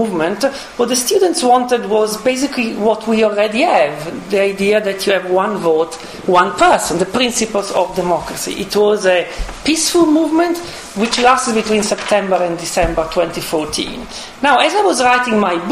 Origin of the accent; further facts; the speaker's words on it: Italy; moved away; I come from Italy